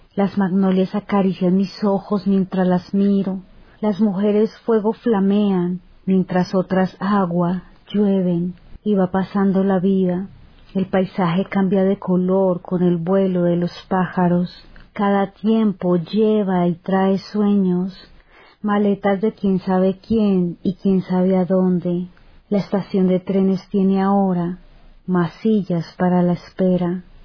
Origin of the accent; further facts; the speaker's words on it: Chía, Cundinamarca, Colombia; soy escritora de Chía, Cundinamarca